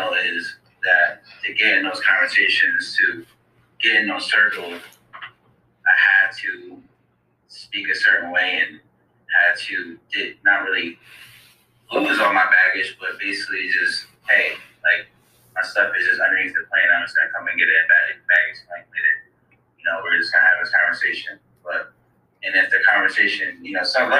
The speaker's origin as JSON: {"language": "English", "town": "Waterbury", "region": "Connecticut", "country": "United States", "tie": "born or raised there", "said": "I'm from Waterbury, Connecticut"}